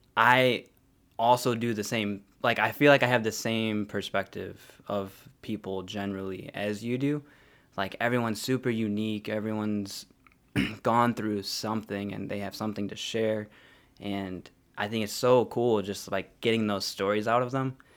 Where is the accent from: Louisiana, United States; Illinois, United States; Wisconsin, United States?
Illinois, United States; Joliet; also born or lived in Harvey, Illinois; grew up in Joliet